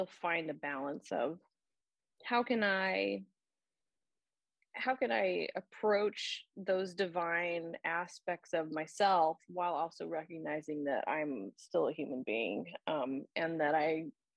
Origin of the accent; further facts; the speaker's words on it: Orange County, Southern California, United States; now in Atlanta, United States; I'm actually from Southern California, and so I grew up in Orange County, just outside of Los Angeles, which to me was large